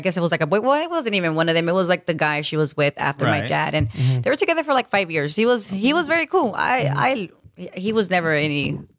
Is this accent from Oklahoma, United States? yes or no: no; Los Angeles, California, United States; moved away as an adult; now in Miami, United States; I was born in General Hospital. I was raised in Northeast LA in a little area called Glassall Park. Mm-hmm. Andrita Street, Drew Street, right next to Drew Street. Yeah. Hey, 90065.